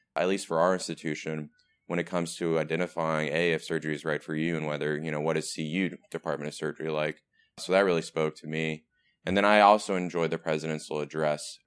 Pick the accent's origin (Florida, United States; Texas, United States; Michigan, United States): Texas, United States; moved away; I am from Texas